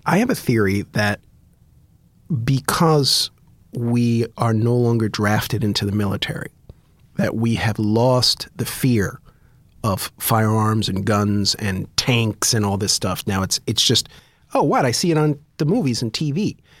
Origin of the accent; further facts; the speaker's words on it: United States; as an American, we grew up idolizing guns.